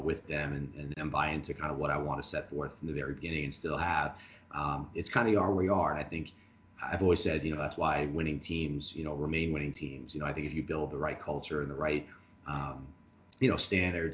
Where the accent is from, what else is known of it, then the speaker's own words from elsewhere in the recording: Long Island, New York, United States; moved away as an adult; growing up on Long Island, you know, I played for St. Dominic